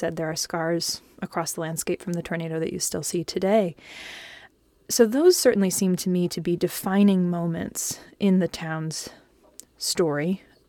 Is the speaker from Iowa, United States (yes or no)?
yes; Manson, Iowa, United States; my hometown of Manson, Iowa.